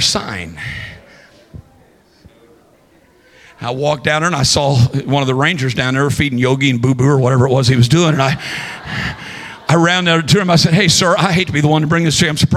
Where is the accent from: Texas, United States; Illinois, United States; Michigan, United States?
Illinois, United States; Southern; I'm a Midwesterner. I grew up in Southern Illinois